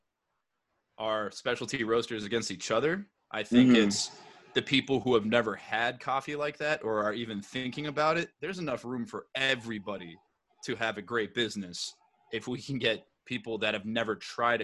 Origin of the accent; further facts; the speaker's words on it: Plymouth, Minnesota, United States; I grew up in Minnesota, a town called Plymouth. It's about 15 minutes west of Minneapolis.